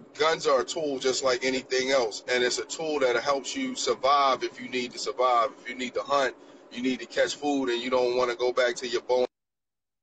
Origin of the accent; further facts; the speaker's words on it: Baltimore, Maryland, United States; growing up in Baltimore, you know, in the inner cities